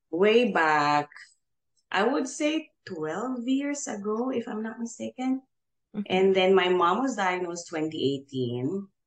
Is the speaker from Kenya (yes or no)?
no; General Santos, Soccsksargen, Philippines; moved away as an adult; now in Houston, United States; Um, I'm originally from General Santos City. So um, not really Bisaya, but I talk Bisaya, my parents are mm. Tagalog. Um, and then we came to Houston way back in 2013.